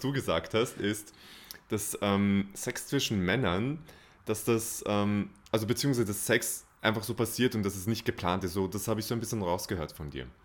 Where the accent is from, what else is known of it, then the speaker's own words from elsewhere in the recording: Austria; bei uns in Österreich.